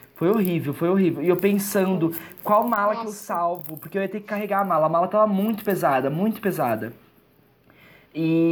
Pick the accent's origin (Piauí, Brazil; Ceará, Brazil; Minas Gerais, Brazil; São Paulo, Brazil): São Paulo, Brazil; Araçatuba; moved away as an adult; also born or lived in Bauru / Londrina / São Bernardo do Campo / Neiva, Colombia; nasci em Aracatuba, aí morei em Aracatuba, morei em Bauru. Aí né, teve um tempo que meus pais moraram em Bauru. Morei em Aracatuba, voltamos para Aracatuba, então cresci em Aracatuba